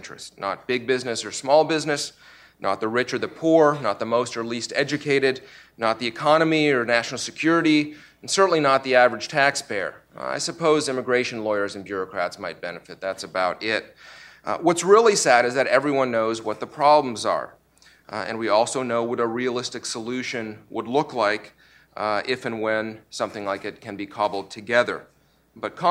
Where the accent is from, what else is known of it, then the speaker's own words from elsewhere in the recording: Canada; also born or lived in Russia; now in United States; I was born in Russia and my family came to Canada when I was little